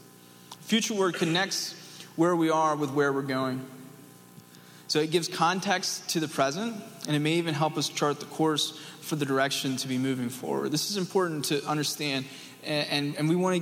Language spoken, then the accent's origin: English; East Tennessee, United States; I'm from East Tennessee